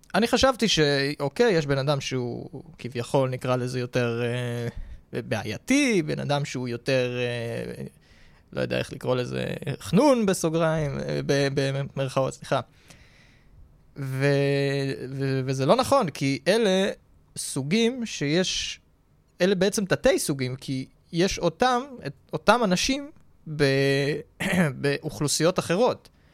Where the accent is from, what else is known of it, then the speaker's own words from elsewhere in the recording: Tel Aviv, Tel Aviv District, Israel; תל אביבי